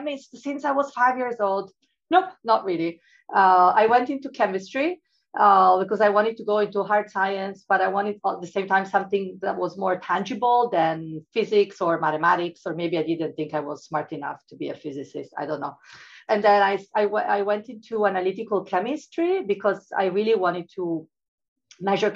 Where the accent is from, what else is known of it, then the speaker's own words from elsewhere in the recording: Italy; moved away as an adult; I come from Italy